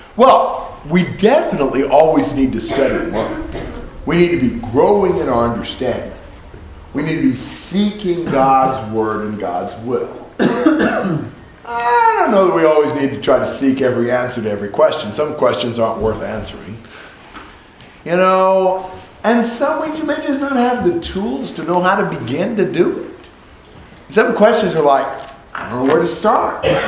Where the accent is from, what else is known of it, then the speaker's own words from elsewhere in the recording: Indianapolis, Indiana, United States; also born or lived in Vincennes, Indiana; I was not born in Indianapolis. I was born in Vincennes. And when I was 10 months old, we moved to Indianapolis